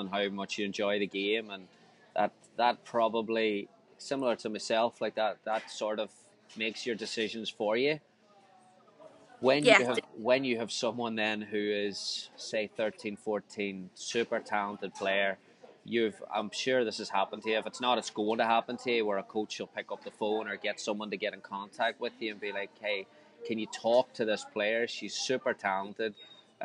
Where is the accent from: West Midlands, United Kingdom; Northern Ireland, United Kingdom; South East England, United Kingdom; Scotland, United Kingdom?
Northern Ireland, United Kingdom; growing up in Northern Ireland, big social place